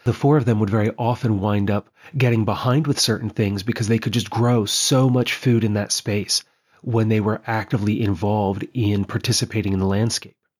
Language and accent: English; Western Maryland, United States; now in Pennsylvania, United States; where I grew up in Western Maryland, we have a lot of limestone outcrops